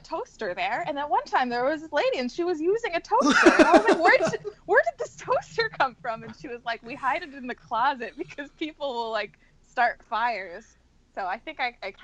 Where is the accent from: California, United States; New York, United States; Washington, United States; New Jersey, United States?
New York, United States; As a New Yorker